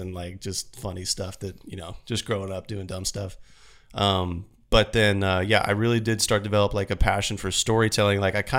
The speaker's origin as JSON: {"language": "English", "town": "Florence", "region": "Kentucky", "country": "United States", "tie": "born or raised there", "moved": "yes", "lives_now": "Phoenix, United States", "said": "I grew up in Kentucky, Florence, Kentucky, just south of Cincinnati. Okay. So I'm a Southern boy at heart."}